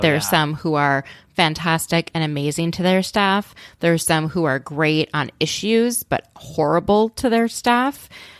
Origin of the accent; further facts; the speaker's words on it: Minnesota, United States; What? I'm from Minnesota originally.